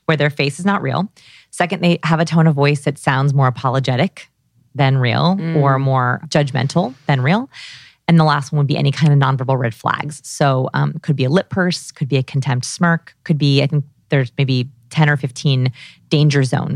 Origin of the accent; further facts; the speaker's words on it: Los Angeles, California, United States; I grew up here in Los Angeles